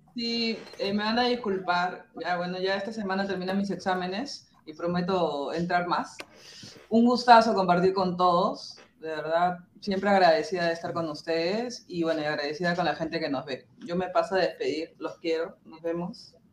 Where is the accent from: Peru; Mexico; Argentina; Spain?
Peru; Lima; Yo soy de San Martín.